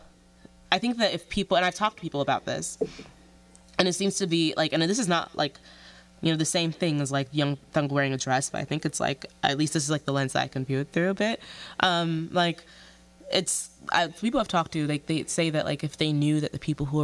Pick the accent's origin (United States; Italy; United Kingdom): United States; born or raised there